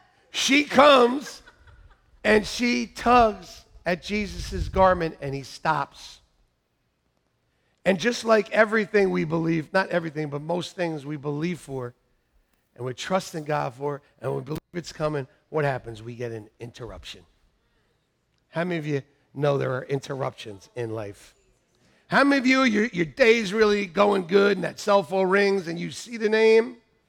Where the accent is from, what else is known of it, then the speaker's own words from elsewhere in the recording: Iowa, United States; I'm from Iowa, and I've had people cry